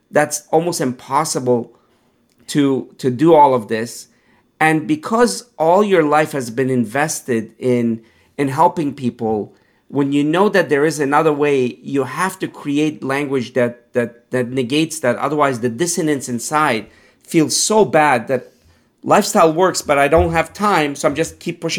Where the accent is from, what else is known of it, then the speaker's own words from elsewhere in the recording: Pittsburgh, Pennsylvania, United States; growing up in Pittsburgh, you know, um, I, I, wasn't plant based